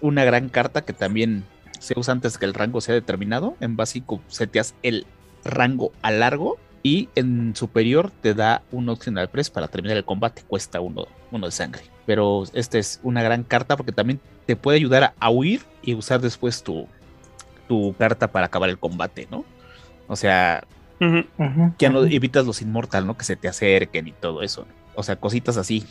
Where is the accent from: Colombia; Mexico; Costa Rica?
Mexico; nosotros que somos mexicanos